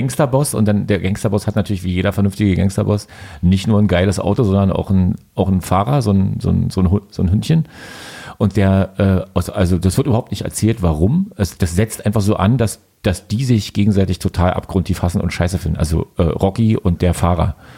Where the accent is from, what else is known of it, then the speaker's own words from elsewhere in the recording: Frankfurt, Brandenburg, Germany; ich bin ja in Frankfurt Oder geboren, komme aus einer Boxstadt